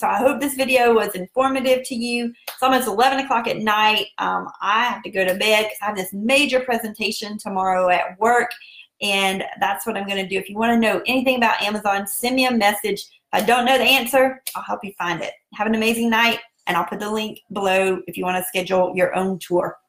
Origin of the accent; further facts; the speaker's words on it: South Carolina, United States; accent: southern; that's just my southern accent. And that's how we roll down here in South Carolina.